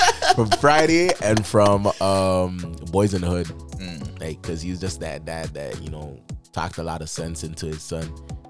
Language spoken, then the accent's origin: English; Brampton, Ontario, Canada; I'm from Brampton. From Brampton.